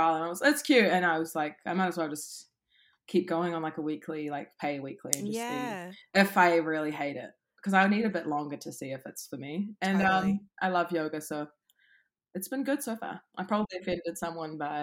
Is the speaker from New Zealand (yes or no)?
yes; Auckland, New Zealand; I grew up in Auckland, mainly West Auckland.